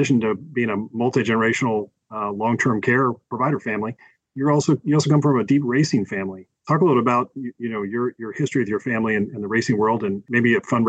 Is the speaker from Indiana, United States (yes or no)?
yes; Indianapolis, Indiana, United States; And we shared, maybe in my hometown of Indianapolis, Indiana, the racing history and legends that have been at the Oval track here at the 500.